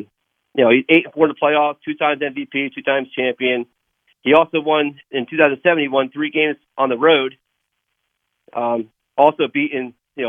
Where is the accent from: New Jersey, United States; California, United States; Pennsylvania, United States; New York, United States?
New Jersey, United States; I'm from New Jersey, but I'm out here on a forest fire in Alaska.